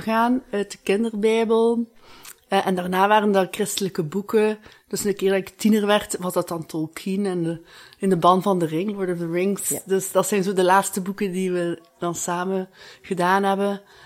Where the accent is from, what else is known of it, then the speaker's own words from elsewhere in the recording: Ghent, Flanders, Belgium; ik kom uit Gent.